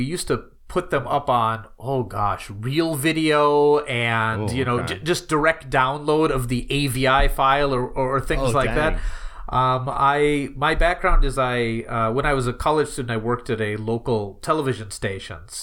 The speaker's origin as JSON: {"language": "English", "region": "Wisconsin", "country": "United States", "tie": "born or raised there", "moved": "as an adult", "lives_now": "Japan", "said": "I grew up living in Wisconsin"}